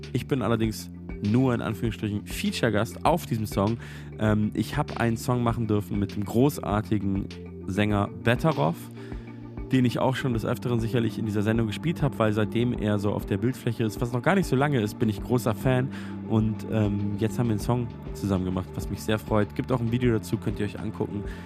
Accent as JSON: {"language": "German", "town": "Munich", "region": "Bavaria", "country": "Germany", "tie": "born or raised there", "moved": "yes", "lives_now": "Berlin, Germany", "said": "meiner Heimatstadt München auch als, äh, äh, Wahlberliner"}